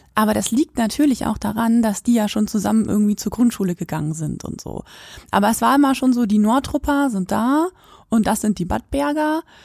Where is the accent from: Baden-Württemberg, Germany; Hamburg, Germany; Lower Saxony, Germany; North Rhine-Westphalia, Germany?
Lower Saxony, Germany; Quakenbrück; moved away as an adult; also born or lived in Göttingen; ich komme aus Quakenbrück